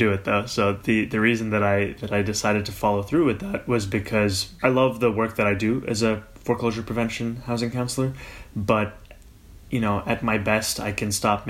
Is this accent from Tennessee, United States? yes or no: no; New York City, New York, United States; also born or lived in Kampala, Uganda; I immigrated to New York City with my family at the age of 7